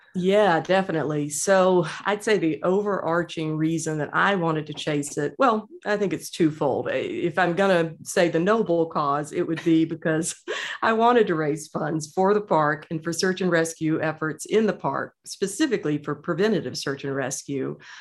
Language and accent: English; Georgia, United States; I was born and raised in Georgia